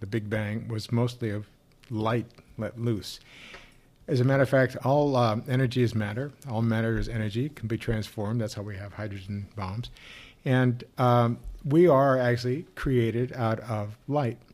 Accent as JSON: {"language": "English", "region": "Missouri", "country": "United States", "tie": "born or raised there", "said": "I grew up in Missouri"}